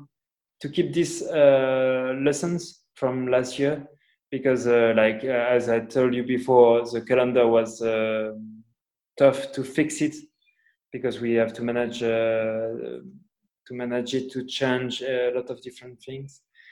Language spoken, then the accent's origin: English; Portugal; English is a second language; also born or lived in Spain; I'm from Portugal where my mom was born